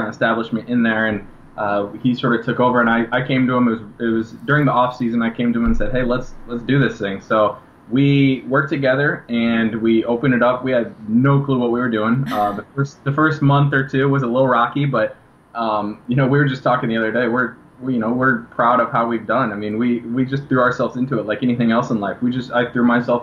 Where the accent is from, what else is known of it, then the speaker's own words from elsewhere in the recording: Washington, Illinois, United States; moved away; a lot of people in my hometown who were always rooting for me and always had that belief